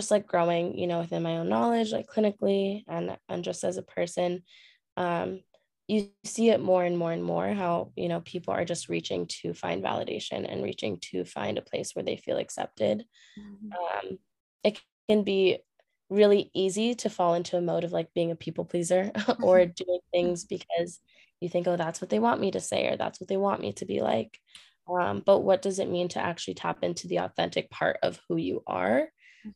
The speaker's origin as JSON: {"language": "English", "region": "California", "country": "United States", "moved": "as an adult", "lives_now": "New York City, United States", "said": "I live in New York City, but I'm originally from California"}